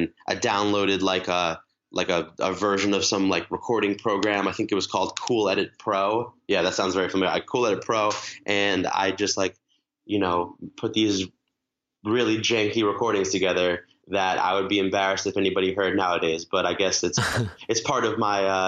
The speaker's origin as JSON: {"language": "English", "area": "Long Island", "region": "New York", "country": "United States", "tie": "born or raised there", "said": "I grew up in Long Island. I live in New York City now"}